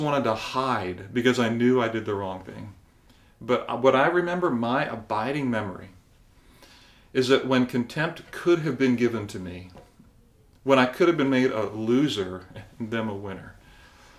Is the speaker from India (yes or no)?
no; Barbados; I think back to my childhood, and I remember in growing up in Barbados